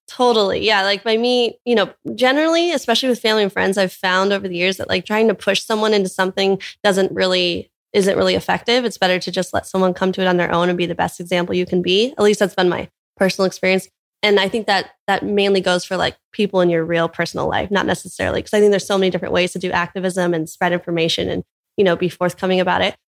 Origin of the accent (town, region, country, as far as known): Orange County, California, United States; born or raised there; moved away as an adult; now in Hawaii, United States